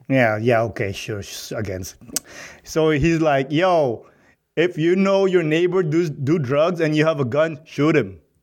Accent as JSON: {"language": "English", "country": "Philippines", "tie": "born or raised there", "also_born_or_lived": "Montreal", "moved": "as an adult", "lives_now": "Canada", "said": "Growing up in the Philippines"}